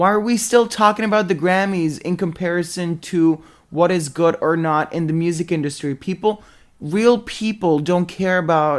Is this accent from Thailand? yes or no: yes; Thailand; Well, I grew up in Thailand